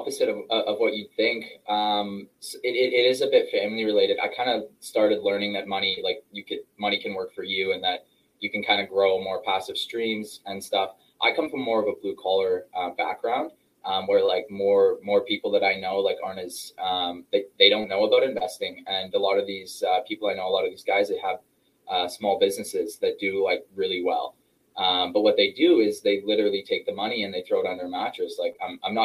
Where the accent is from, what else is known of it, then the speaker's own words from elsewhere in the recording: Toronto, Ontario, Canada; I'm from Canada here in Toronto.